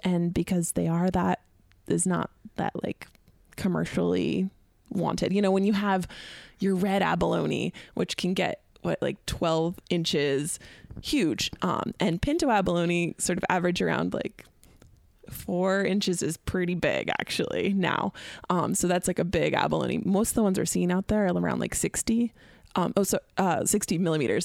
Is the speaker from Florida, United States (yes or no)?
no; Sitka, Alaska, United States; moved away as an adult; now in California, United States; growing up in Southeast Alaska, you learn a lot about living off of the land